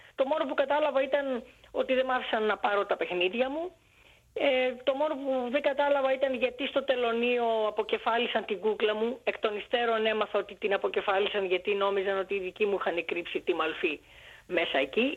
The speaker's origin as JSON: {"language": "Greek", "country": "Greece", "tie": "born or raised there", "also_born_or_lived": "Alexandria, Egypt", "said": "Γεννήθηκα στην Αλεξάνδρεια της Αιγύπτου από Έλληνες γονείς"}